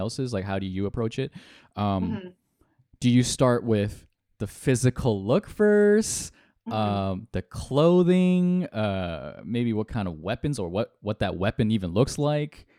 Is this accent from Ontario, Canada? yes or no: yes; Toronto, Ontario, Canada; we're we're Canadian. We're we're from Toronto.